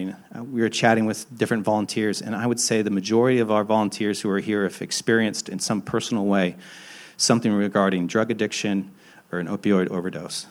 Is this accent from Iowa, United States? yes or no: no; Hicksville, Ohio, United States; also born or lived in Athens, Ohio; now in Franklinton, Columbus, United States; I'm from Hicksville, Ohio